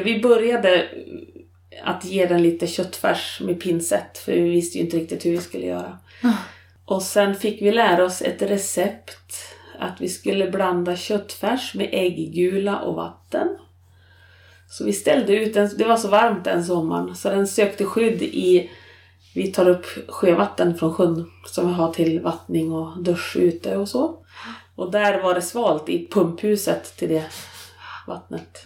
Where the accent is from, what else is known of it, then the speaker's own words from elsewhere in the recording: Jämtland, Sweden; moved away as an adult; now in Norrbotten, Sweden; från Jämtland. Mitten i en barnaskara av fem